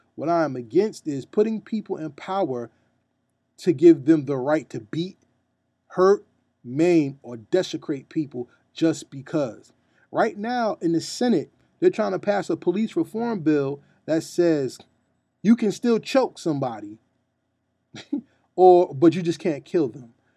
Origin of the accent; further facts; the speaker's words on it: New Jersey, United States; I'm from New Jersey